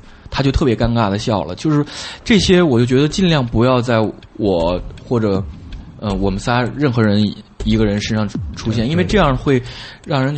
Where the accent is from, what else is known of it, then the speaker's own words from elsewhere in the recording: Beijing, China; 就是因为我是在地的北京人，